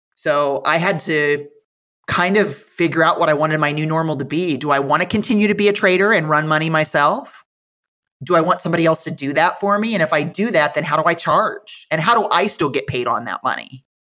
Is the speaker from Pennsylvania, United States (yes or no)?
no; Iowa, United States; moved away; I am from Iowa, so when I went to visit the corporate office in Fairfield, it absolutely felt like going home